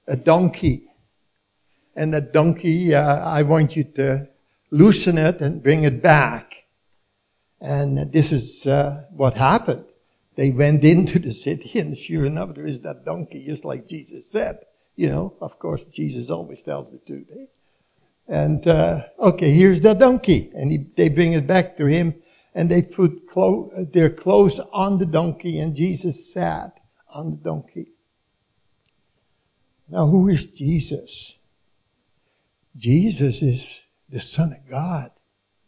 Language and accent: English; Leeuwarden, Friesland, Netherlands; moved away; my hometown in Leeuwarden, the northern part of Holland